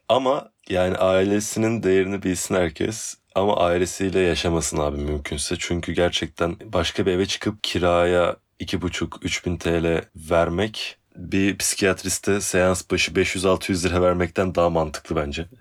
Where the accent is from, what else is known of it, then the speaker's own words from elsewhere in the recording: Istanbul, Turkey; also born or lived in Ataşehir, Istanbul; Kadıköy'de zaten Kadıköy'de doğup e, Ataşehir'de eskiden Kadıköy'de gerçi de bayağı Kadıköy'de büyüdüm denilebilir